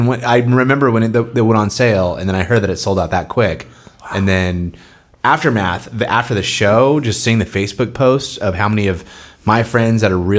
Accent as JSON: {"language": "English", "town": "San Diego", "region": "California", "country": "United States", "said": "Well, we're all from Bay Park"}